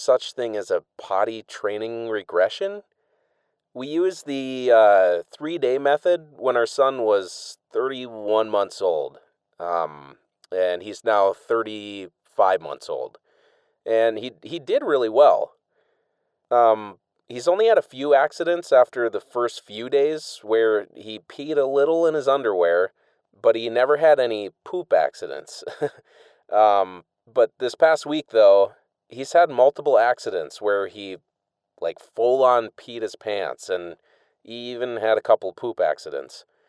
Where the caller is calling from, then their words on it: Washington, District of Columbia, United States; I'm calling in from the Washington, D C area